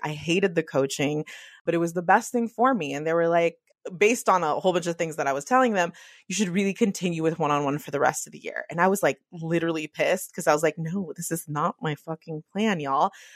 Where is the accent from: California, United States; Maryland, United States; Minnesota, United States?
California, United States; the Bay Area; I'm from the Bay